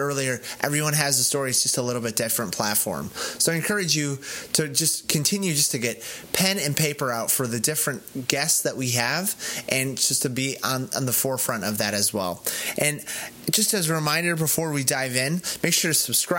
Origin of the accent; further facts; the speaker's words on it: Colorado, United States; I'm from Colorado, so I root for the Broncos.